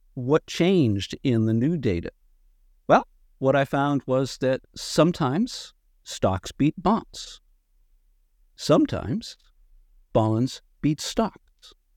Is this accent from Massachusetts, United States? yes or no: yes; Massachusetts, United States; I grew up in Massachusetts